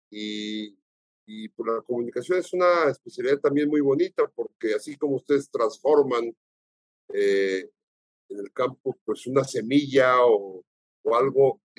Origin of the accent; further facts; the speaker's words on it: Mexico; Yo lo conocí de chico aquí en México.